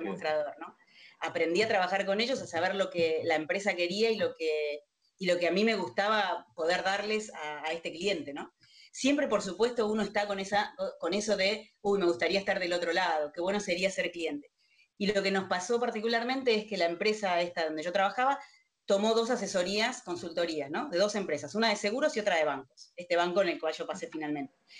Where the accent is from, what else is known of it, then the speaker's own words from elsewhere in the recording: Río Gallegos, Santa Cruz, Argentina; moved away as an adult; now in Buenos Aires, Argentina; cuando vine a estudiar a Buenos Aires, soy de Río Gallegos, de Santa Cruz, no soy de acá.